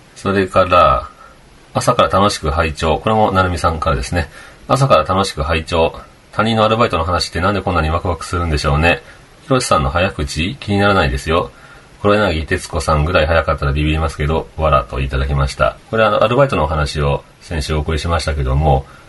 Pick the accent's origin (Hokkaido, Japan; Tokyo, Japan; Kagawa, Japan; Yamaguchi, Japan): Kagawa, Japan; now in Okayama, Japan; 僕は香川県生まれですけど